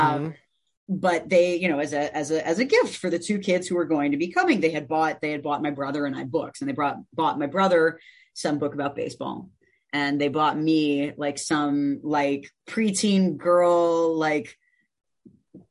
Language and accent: English; Evanston, Illinois, United States; also born or lived in West Rogers Park, Chicago; I grew up in Evanston, Illinois